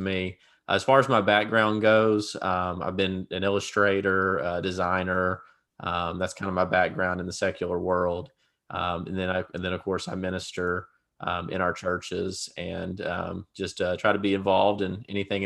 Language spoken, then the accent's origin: English; Louisiana, United States; moved away as an adult; now in Arkansas, United States; I am from Louisiana originally